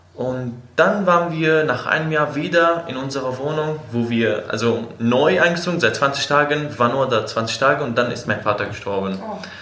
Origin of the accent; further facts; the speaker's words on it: Aleppo, Aleppo Governorate, Syria; first language Kurdish, Arabic; German is a second language; moved away as an adult; also born or lived in Afrin, Syria / Turkey; now in Berlin, Germany; in Aleppo wohnen, wie ich, da geboren